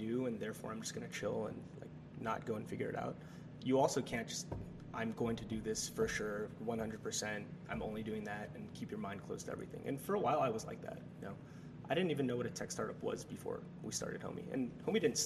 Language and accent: English; Chino Hills, California, United States; moved away as an adult; also born or lived in Minnesota; I'm from California originally, Southern California, from a little city called Chino Hills. And, you know, I grew up in a very kind of conservative Asian house